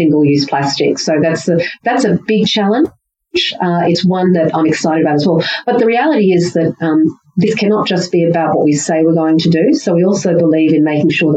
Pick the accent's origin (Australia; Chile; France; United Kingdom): Australia; Queensland and far north Queensland; living and growing up in Queensland and far north Queensland